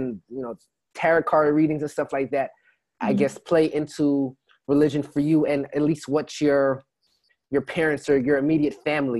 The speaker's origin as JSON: {"language": "English", "country": "Jamaica", "said": "growing up, at least for me, and I'm also of a Caribbean background, I'm Jamaican."}